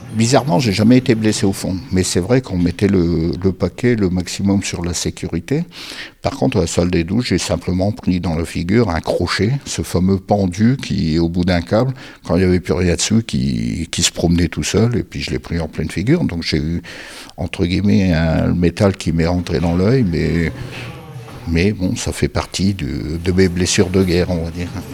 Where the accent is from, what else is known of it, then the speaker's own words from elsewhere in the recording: Billy-Montigny, Hauts-de-France, France; je suis né à Billy Montigny au pied du Terry